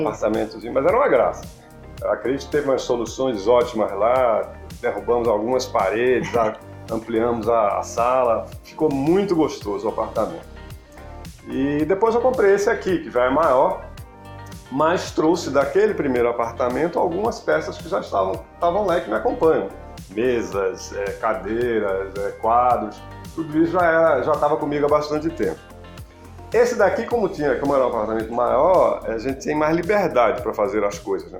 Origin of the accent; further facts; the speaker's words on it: Recife, Pernambuco, Brazil; moved away as an adult; also born or lived in Brasília; now in São Paulo, Brazil; eu sou pernambucano e de Recife